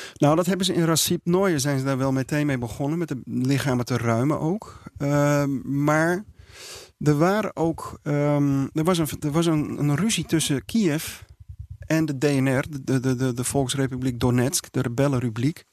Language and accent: Dutch; Netherlands; als Nederlanders